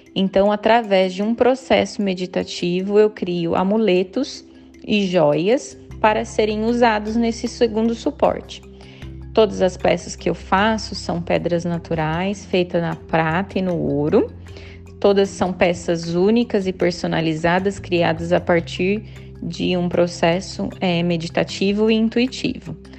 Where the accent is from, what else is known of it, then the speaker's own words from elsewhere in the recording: Campinas, São Paulo, Brazil; moved away as an adult; now in Ireland; moro na Irlanda já há 8 anos e sou natural de Campinas